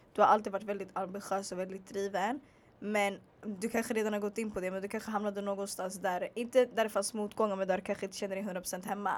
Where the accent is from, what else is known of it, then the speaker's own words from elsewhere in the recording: Stockholm, Stockholm County, Sweden; jag bara född och uppvuxen i Stockholm